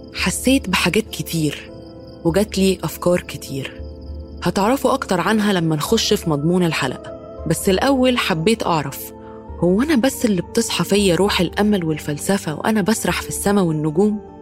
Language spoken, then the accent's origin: Arabic; Egypt; كوني مصرية